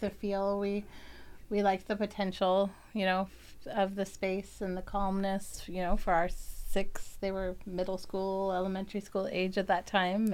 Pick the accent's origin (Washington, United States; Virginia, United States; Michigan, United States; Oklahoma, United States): Virginia, United States; also born or lived in Pennsylvania; I was born in Virginia